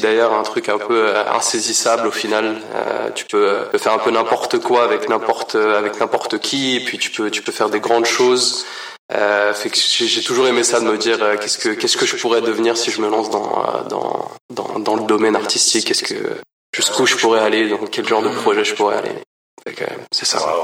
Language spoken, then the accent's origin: French; Paris region, Île-de-France, France; also born or lived in Portugal (ancestry); now in Montreal, Canada; je suis euh, d'origine portugaise, mais né en France, dans la région parisienne. Ça fait à peu près six ans et demi que je suis ici à Montréal